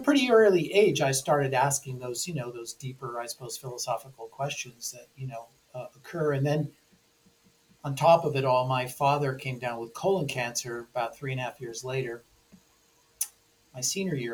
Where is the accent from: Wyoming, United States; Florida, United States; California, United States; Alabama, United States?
California, United States; Newport Beach; I grew up in Newport Beach, California